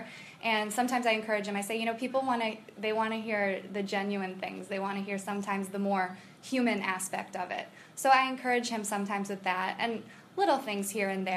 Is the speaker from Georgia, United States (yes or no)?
no; Chicago suburbs, Illinois, United States